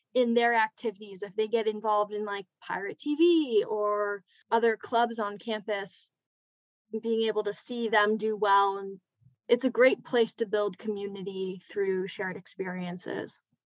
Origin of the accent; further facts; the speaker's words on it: California, United States; moved away as an adult; I'm from California